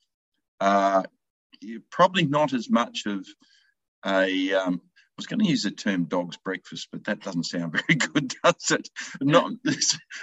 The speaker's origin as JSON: {"language": "English", "town": "Kapunda", "region": "South Australia", "country": "Australia", "tie": "born or raised there", "said": "my hometown, of course, in Kapunda in South Australia"}